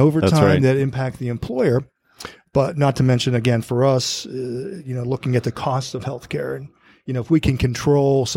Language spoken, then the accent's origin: English; Ohio, United States; I'm from Ohio and work in Northwest PA